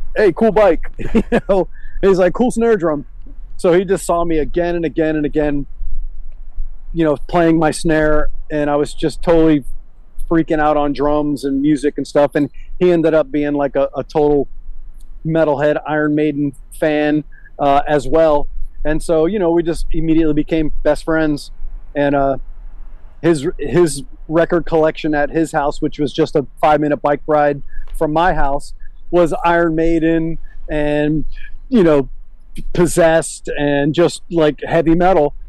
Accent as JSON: {"language": "English", "town": "Miami", "region": "Florida", "country": "United States", "tie": "born or raised there", "also_born_or_lived": "Brandon, Tampa, Florida", "said": "I was a 10 year old kid, 11 year old kid when we moved from Miami to Tampa"}